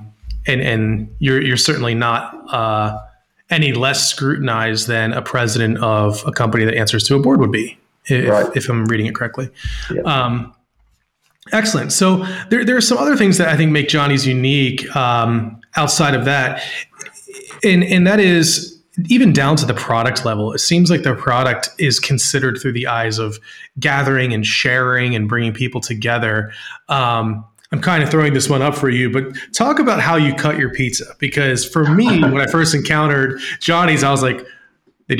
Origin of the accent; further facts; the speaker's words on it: Northeast, United States; I was raised in the Northeast